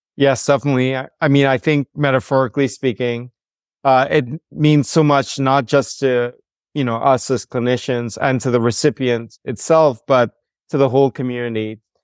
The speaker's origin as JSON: {"language": "English", "country": "Trinidad & Tobago", "also_born_or_lived": "Rhode Island, United States", "moved": "as an adult", "said": "I'm from the Caribbean, from Trinidad and Tobago, the home of the steel band Calypso and Limbo."}